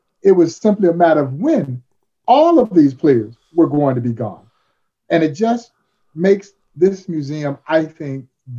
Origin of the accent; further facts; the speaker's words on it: Crawfordville, Georgia, United States; growing up in Crawfordville, Georgia